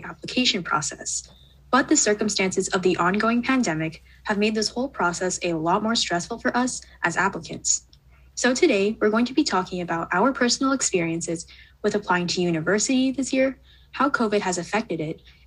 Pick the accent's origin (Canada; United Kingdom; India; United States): Canada; I'm a Canadian grade 12 student